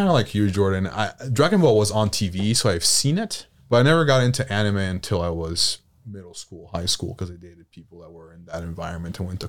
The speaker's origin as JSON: {"language": "English", "country": "Italy", "tie": "born or raised there", "moved": "as an adult", "said": "Yeah, I was born in Italy and was raised in Italy, and I moved here for college. My mother's American, so I learned English at a very young age."}